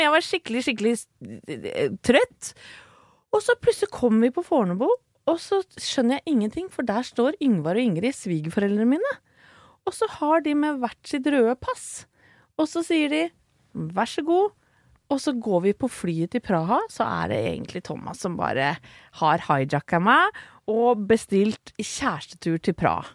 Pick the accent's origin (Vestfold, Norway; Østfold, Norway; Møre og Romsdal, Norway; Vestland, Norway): Vestfold, Norway; Åsgårdstrand; Vi vokste opp sammen i Åsgårdstrand